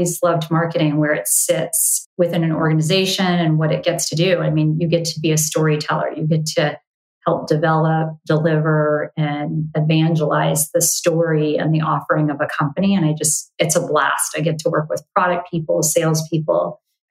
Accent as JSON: {"language": "English", "area": "Bay Area", "region": "California", "country": "United States", "tie": "born or raised there", "also_born_or_lived": "Los Angeles, California", "said": "I grew up in the Bay Area. You know, kindergarten through high school in the Bay Area"}